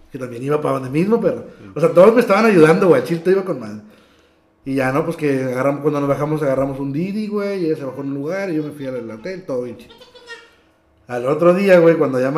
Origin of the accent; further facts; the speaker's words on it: Matamoros, Tamaulipas, Mexico; soy de Matamoros